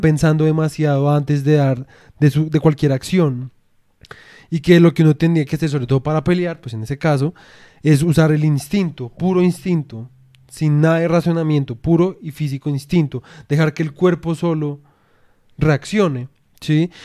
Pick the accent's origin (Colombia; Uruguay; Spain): Colombia; nunca vamos a poder ser completamente, digamos en nuestro caso, como puramente colombianos